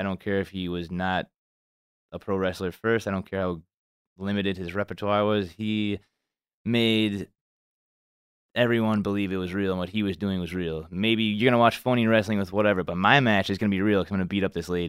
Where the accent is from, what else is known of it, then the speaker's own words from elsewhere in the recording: Hollywood, California, United States; You don't know what this is because you're from Memphis. I'm from Hollywood.